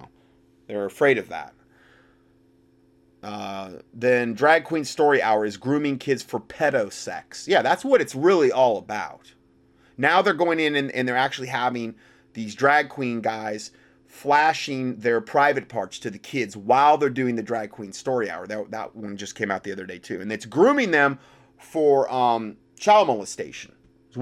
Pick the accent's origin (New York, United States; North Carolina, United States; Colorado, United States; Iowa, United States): North Carolina, United States; my home state here of North Carolina.